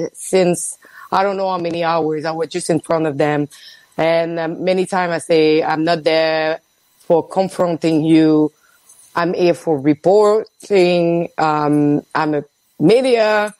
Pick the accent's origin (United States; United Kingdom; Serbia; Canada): Canada; Quebec City, Quebec; Quebec City.